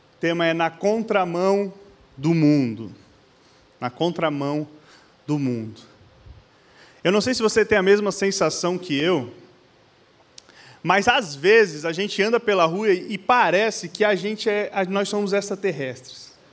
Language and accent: Portuguese; Blumenau, Santa Catarina, Brazil; nós somos de Blumenau, Santa Catarina